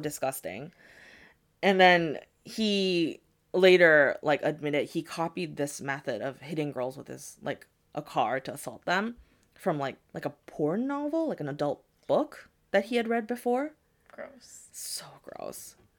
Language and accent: English; United States; my parents are from Japan, but I was born and raised in America